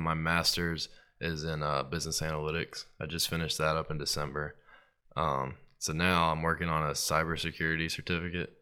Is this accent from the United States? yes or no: yes; Starkville, Mississippi, United States; now in New Orleans, United States; growing up in Starkville